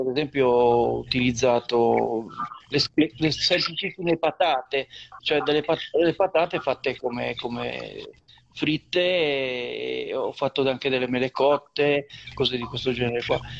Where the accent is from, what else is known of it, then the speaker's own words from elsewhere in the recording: Liguria, Italy; dalle nostre parti